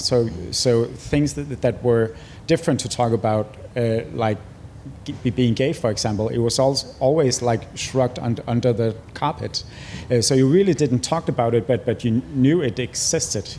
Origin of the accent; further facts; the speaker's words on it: Greenland; also born or lived in Nuuk; my family moved from my uh, birth town to the Greenland uh, capital in Nuuk